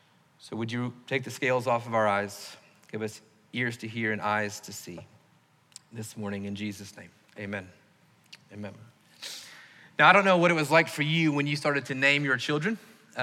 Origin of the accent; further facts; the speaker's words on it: the South, United States; growing up in the South, we've probably done that more than most people